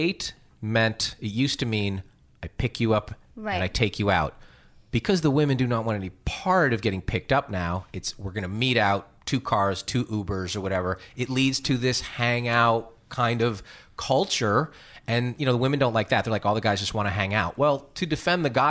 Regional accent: New York, United States; moved away; I'm from New York originally

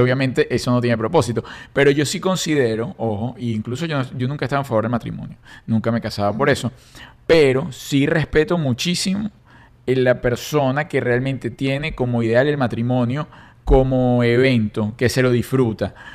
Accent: Caracas, Capital District, Venezuela; moved away; yo fui paje, era, salí en todos los periódicos de Caracas, de la Socialité de Caracas

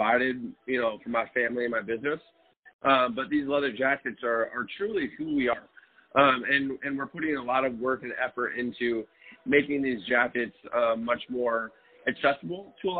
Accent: Detroit, Michigan, United States; I grew up in Detroit in the 80s and 90s

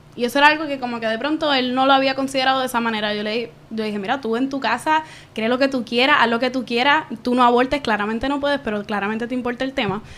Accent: Caguas, Puerto Rico; moved away as an adult; also born or lived in San Juan metropolitan area, Puerto Rico; soy de Cagua, de Bairoa, centro y corazón de Puerto Rico, del nuevo país

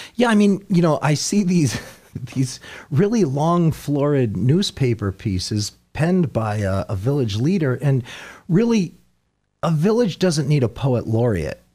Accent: Sugarloaf, United States; when I was a little boy here, uh, where I grew up in Sugarloaf

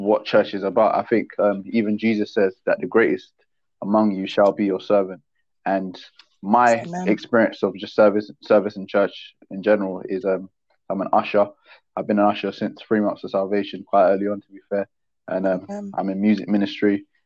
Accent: London, United Kingdom; I grew up in Peckham.

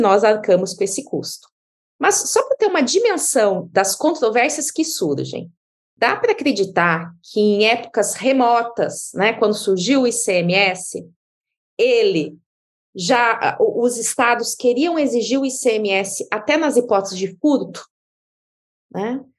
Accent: Diamantino, Mato Grosso, Brazil; moved away as an adult; now in São Paulo, Brazil; eu vim lá do interior do Mato Grosso. Eu sou de uma cidade chamada Diamantino

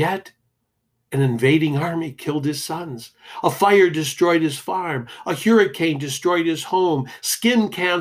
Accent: Detroit, Michigan, United States; As a kid growing up in Detroit

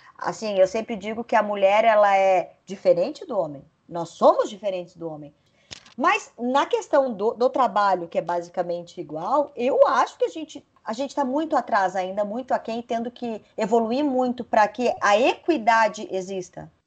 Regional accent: Lages, Santa Catarina, Brazil; eu sou de Lages, que é uma cidade muito conservadora

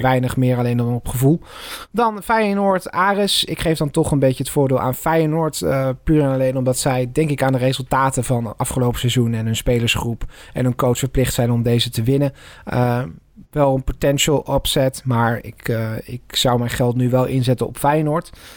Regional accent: Netherlands; in ons kleine landje

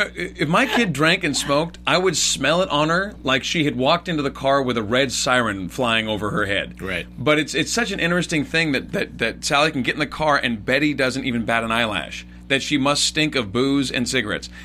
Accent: West Coast, United States; for me, at least growing up on the West Coast

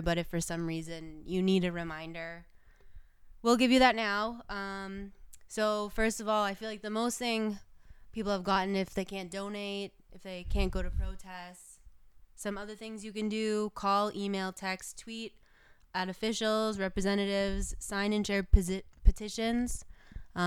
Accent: Sault Ste. Marie, Ontario, Canada; The Valley Village in my hometown

